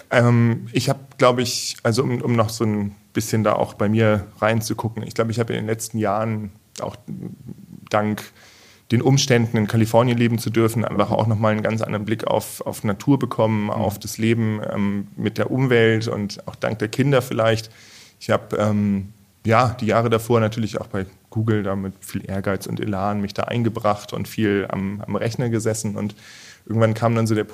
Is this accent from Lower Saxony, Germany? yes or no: yes; Achim, Lower Saxony, Germany; moved away as an adult; also born or lived in Bremen / Berlin / Ireland; now in Heilbronn, Germany; Ganz ursprünglich aus ähm, Bremen, da bin ich geboren worden, aufgewachsen in Achem bei mhm. Bremen, also in Norddeutschland. Und ja, von daher auch äh, eher das Flachland gewöhnt